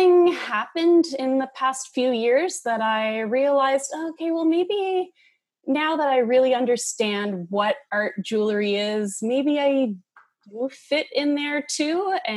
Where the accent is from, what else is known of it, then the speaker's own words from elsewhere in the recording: Moncton, New Brunswick, Canada; moved away as an adult; also born or lived in Dartmouth, Nova Scotia; now in Halifax, Canada; I'm from Moncton, New Brunswick, and I moved to Dartmouth in middle school and moved back to Moncton in high school